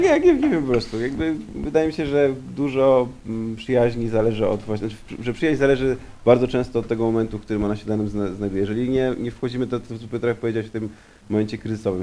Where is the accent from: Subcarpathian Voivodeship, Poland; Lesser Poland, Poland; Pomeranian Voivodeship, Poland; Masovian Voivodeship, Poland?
Masovian Voivodeship, Poland; Warsaw; jestem warszawiakiem